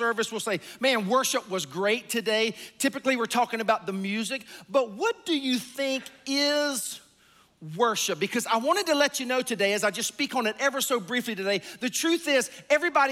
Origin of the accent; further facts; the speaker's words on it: South Carolina, United States; I'm from South Carolina